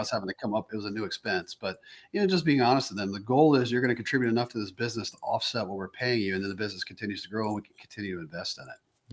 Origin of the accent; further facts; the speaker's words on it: the South, United States; moved away; me growing up in the South